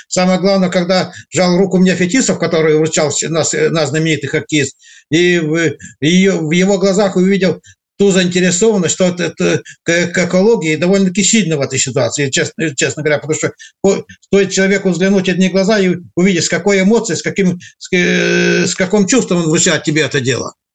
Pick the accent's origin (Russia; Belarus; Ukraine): Russia; Arkhangelsk Oblast; я родом с Архангельской области